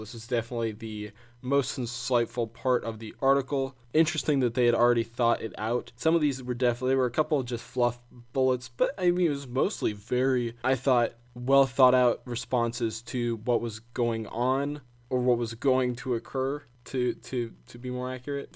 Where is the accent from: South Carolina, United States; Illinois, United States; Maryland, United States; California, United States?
South Carolina, United States; my home state, South Carolina